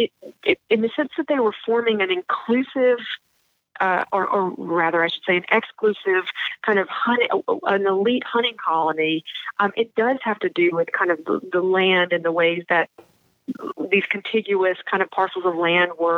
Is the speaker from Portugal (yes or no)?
no; the South, United States; I'm from the South